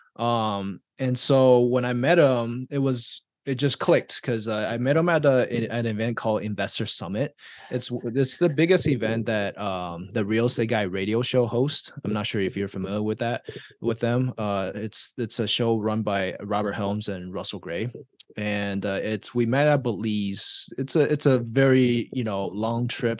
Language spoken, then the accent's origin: English; Taiwan; now in United States; I was born and raised in Taiwan